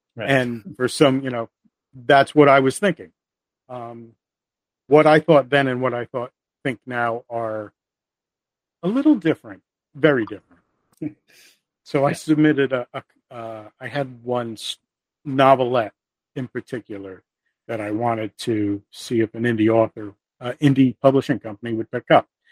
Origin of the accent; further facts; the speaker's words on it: the Northeast, New Jersey, United States; I'm from the Northeast. I have a very New Jersey attitude